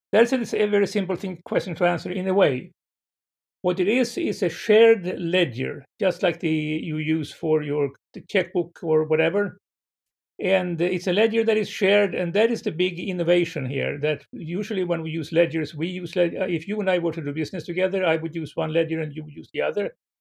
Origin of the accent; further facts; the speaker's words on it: Sweden; moved away as an adult; now in San Francisco, United States; I was born in Sweden